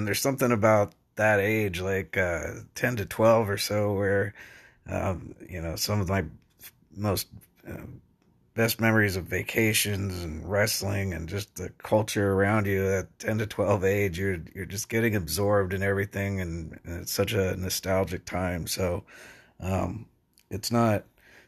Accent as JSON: {"language": "English", "area": "an hour and 20 minutes from Sacramento", "region": "California", "country": "United States", "tie": "born or raised there", "said": "it was like an hour and 20 minutes from where I grew up"}